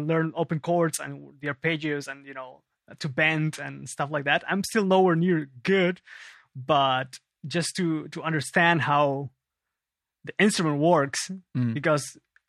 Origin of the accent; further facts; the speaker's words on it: Lima, Peru; now in Germany; Yes, I was born and raised in Lima, Peru.